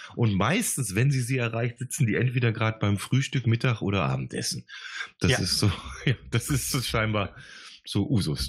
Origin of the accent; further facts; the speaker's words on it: Gummersbach, North Rhine-Westphalia, Germany; moved away as an adult; now in Bavaria, Germany; ich komme ja gebürtig aus dem Oberbergischen, ich komme aus Ach, Gummersbach